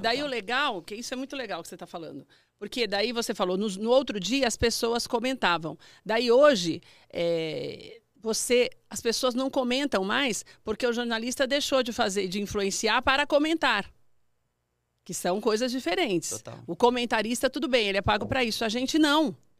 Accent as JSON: {"language": "Portuguese", "town": "Mauá", "region": "São Paulo", "country": "Brazil", "said": "São Paulo mesmo, sou de São Paulo, sou do ABC."}